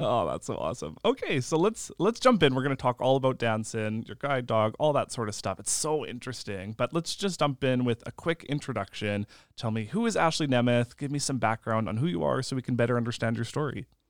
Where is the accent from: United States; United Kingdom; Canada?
Canada; Lambert, Saskatchewan; I'm from Lambert, which is about thirty minutes away from Indian Head